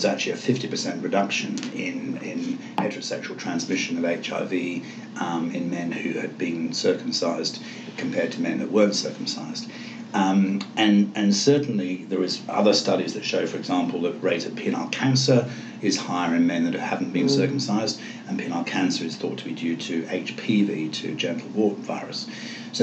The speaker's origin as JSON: {"language": "English", "region": "England", "country": "United Kingdom", "moved": "yes", "said": "I come from England"}